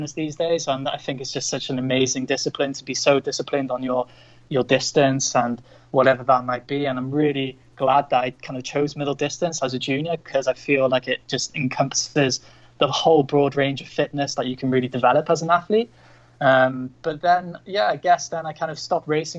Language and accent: English; North Wales, United Kingdom; moved away as an adult; also born or lived in Chiang Mai, Thailand; I'm originally from North Wales in the UK.